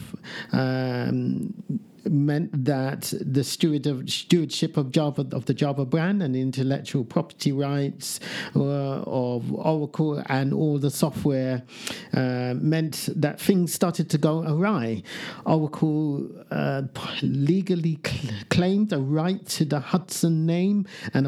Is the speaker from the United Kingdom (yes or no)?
yes; United Kingdom; I am British.